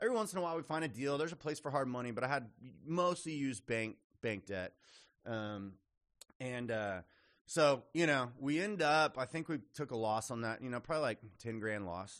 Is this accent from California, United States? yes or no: no; Austin, Texas, United States; also born or lived in Lubbock, Texas / Houston, Texas; So I'm a native Texan, grew up in Austin, was raised in Austin